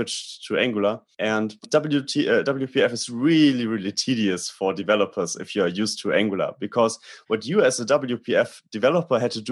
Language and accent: English; Germany; I'm from Germany.